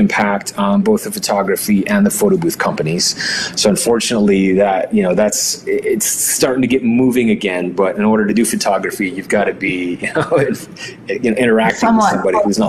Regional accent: Navajo Nation, United States; first language Navajo; English is a second language; So I grew up on the Navajo reservation. My grandparents raised me. And, you know, in my home, we didn't speak English, right? It was Navajo.

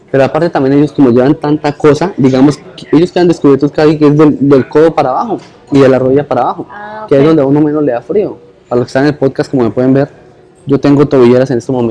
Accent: Colombia; moved away

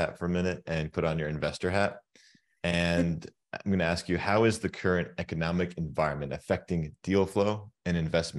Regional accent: Turkey; moved away; I come from Turkey and in the Middle East.

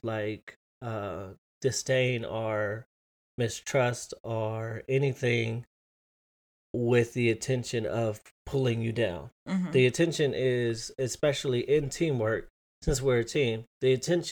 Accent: California, United States; we were raised in California

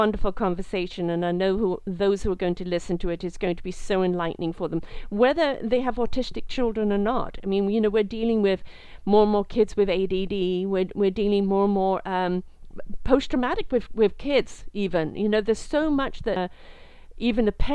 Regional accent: England, United Kingdom; I'm British, brought up in England

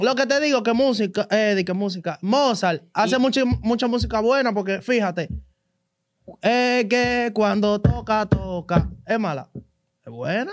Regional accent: Capotillo, Distrito Nacional, Dominican Republic; Yo vengo de Capotillo

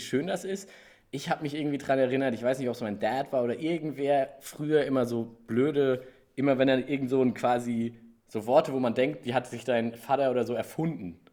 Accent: Gelnhausen, Hesse, Germany; aber ich bin da in Gelnhausen. Also es ist kein Riesenkrankenhaus, es ist nicht so Köln, frag mich nicht. Mhm. Da bin ich geboren.

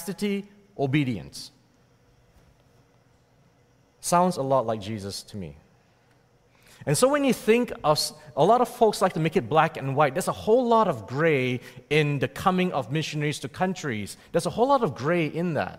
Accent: Malacca, Malaysia; moved away as an adult; also born or lived in Toronto, Canada / Kingston, Canada / Calgary, Canada / Edmonton, Canada; now in Canada; I was born and raised in Malacca, Malaysia

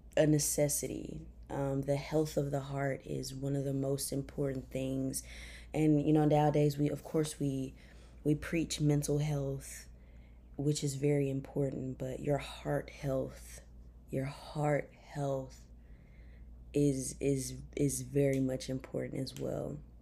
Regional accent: Memphis, Tennessee, United States; moved away as an adult; also born or lived in Chattanooga, Tennessee; I'm from Memphis, Tennessee. Uh, I graduated from White Station High School

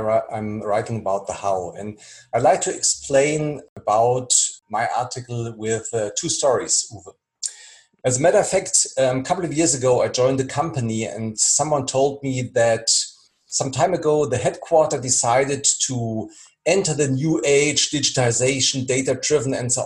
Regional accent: near Frankfurt, Hesse, Germany; moved away as an adult; now in Berlin, Germany; I'm based in Berlin. I was born near Frankfurt, and in 2012 I relocated, and I live now in one of the most exciting cities in Europe.

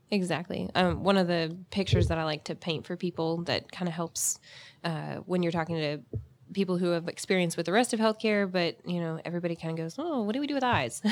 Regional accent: Jacksonville, Florida, United States; I'm actually from Jacksonville

